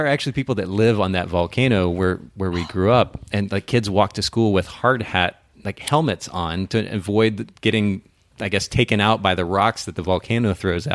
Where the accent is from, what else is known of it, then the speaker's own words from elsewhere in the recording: Japan; moved away; I grew up in Japan, spent about ten years there